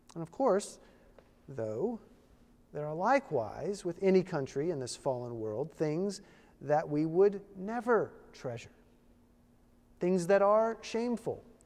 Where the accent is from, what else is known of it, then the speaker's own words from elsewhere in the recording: Virginia, United States; I was born in Virginia. And once a Virginian, always a Virginian